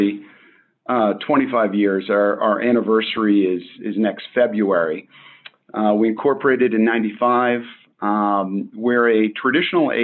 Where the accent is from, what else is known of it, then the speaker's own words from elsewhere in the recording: Boston, Massachusetts, United States; moved away; also born or lived in Maine / New York; I grew up in Boston